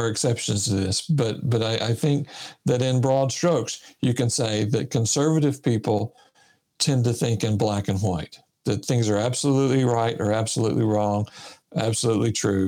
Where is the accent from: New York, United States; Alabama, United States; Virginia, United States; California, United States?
Alabama, United States; Sylacauga; moved away as an adult; also born or lived in Michigan; I was raised in Sylacauga, Alabama.